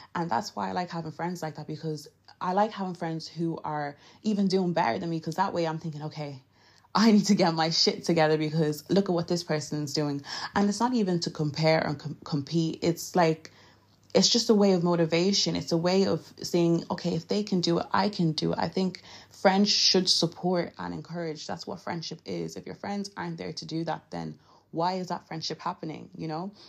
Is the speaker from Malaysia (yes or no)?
no; Nigeria; I'm Nigerian, so my English is a bit, you know, shaky